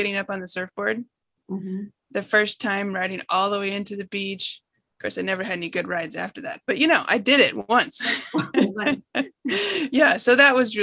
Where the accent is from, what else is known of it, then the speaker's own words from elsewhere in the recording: Seattle, Washington, United States; I grew up in Seattle and spent a lot of time on the Oregon coast